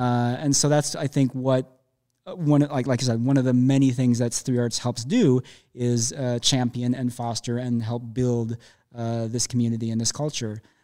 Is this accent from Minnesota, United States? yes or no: yes; Minneapolis, Minnesota, United States; now in Chicago, United States; I'm from Minneapolis